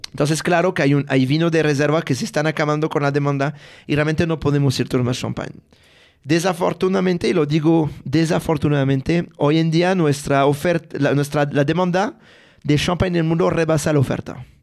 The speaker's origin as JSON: {"language": "Spanish", "area": "a village near Reims", "region": "Grand Est", "country": "France", "second_language": "Spanish", "moved": "yes", "said": "yo soy de Francia, de un pueblo de 500 habitantes cerca de la ciudad de Reims"}